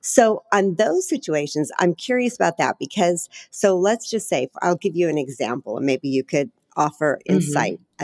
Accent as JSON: {"language": "English", "country": "Chile", "said": "I'm from Chile"}